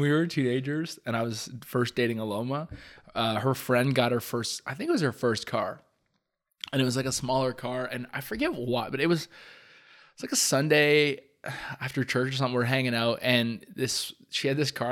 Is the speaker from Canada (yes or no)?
yes; Hamilton, Ontario, Canada; we grew up in Hamilton, like, close to Upper James